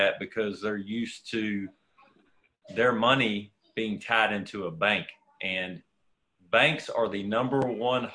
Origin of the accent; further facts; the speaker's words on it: Texas, United States; as a Texan